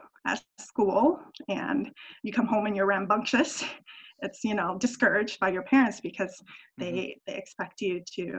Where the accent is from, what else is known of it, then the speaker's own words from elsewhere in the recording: United States; those things were frustrating growing up in American culture where you're taught a lot of individualism and you're encouraged to speak up and be aggressive and outspoken